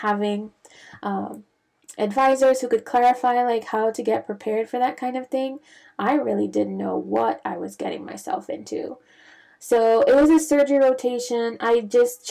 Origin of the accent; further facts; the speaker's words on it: Bahamas; moved away as an adult; also born or lived in Grenada / Santo Domingo, Dominican Republic; now in United States; I'm not originally from the United States, so I'm from the Caribbean, originally from the Bahamas